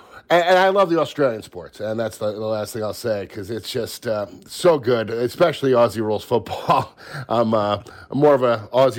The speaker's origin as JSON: {"language": "English", "region": "New York", "country": "United States", "said": "I'm a New Yorker."}